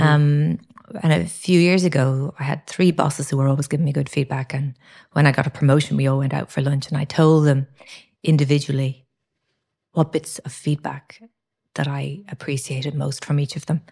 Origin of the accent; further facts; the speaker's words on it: Ireland; characteristics we have as Irish people.